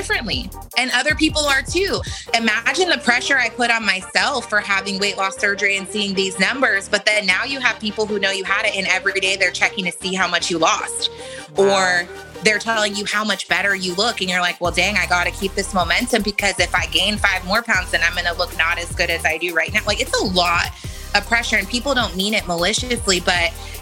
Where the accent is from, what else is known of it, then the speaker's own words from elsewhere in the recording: San Diego, California, United States; moved away; also born or lived in Portsmouth, Virginia; So I grew up in San Diego, California. I was born in Portsmouth, Virginia. My parents were in the military. Don't remember any of that, because when I was about 3, we moved to San Diego.